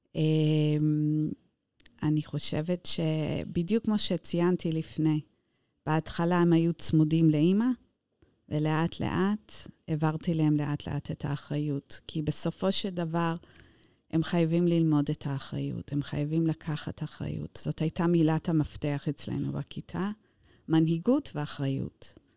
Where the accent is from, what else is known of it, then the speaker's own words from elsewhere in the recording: Luton, East of England, United Kingdom; Hebrew is a second language; moved away as an adult; also born or lived in London; now in Israel; נולדתי דווקא בלוטון, לא בלונדון